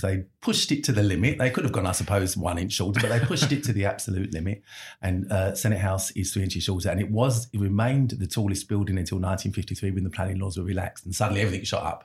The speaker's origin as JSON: {"language": "English", "region": "London", "country": "United Kingdom", "said": "I'm a Londoner"}